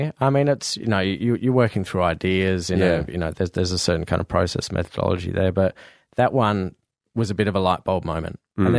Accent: Fremantle, Western Australia, Australia; I grew up in Fremantle.

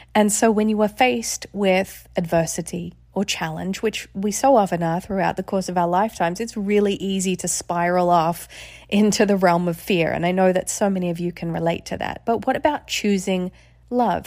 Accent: Australia; moved away; I grew up in Australia.

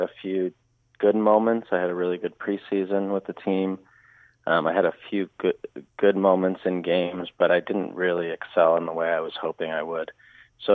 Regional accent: Southern California, United States; moved away; also born or lived in Germany; I grew up in Southern California

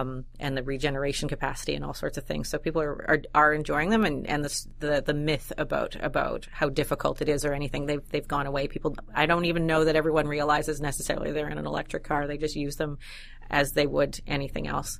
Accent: Winnipeg, Manitoba, Canada; I'm from Winnipeg

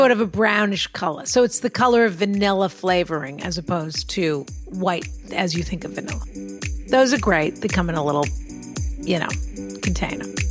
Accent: Massachusetts, United States; I'm from Massachusetts

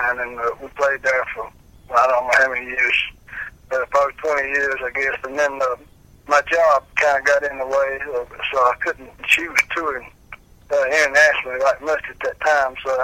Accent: Fries, Virginia, United States; also born or lived in Danville, Virginia; I was born and raised in Freeds, Virginia, which around Galax

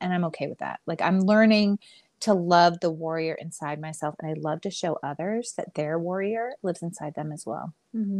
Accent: Houston, Texas, United States; also born or lived in Long Island, New York; now in Dallas-Fort Worth, United States; I am from Long Island, New York. I like to preface with that before I tell people where I actually live, which is I live in Texas. I actually grew up in Houston. I moved to Texas when I was 9

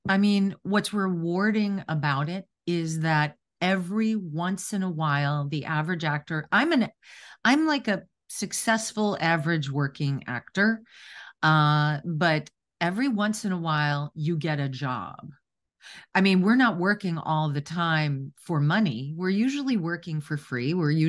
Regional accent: Wisconsin, United States; I was raised in Wisconsin in a real working class family. No one had gone to college in my immediate family.

